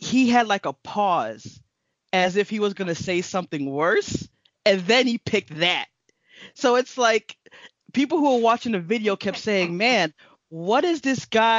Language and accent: English; Miami, Florida, United States; moved away; we're from Miami